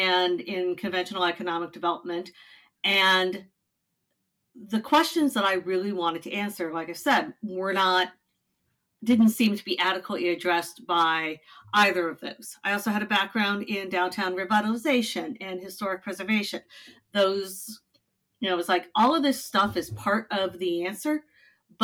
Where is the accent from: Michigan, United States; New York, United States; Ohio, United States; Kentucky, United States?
Ohio, United States; Cleveland; moved away as an adult; now in Las Vegas, United States; I grew up in Cleveland, Ohio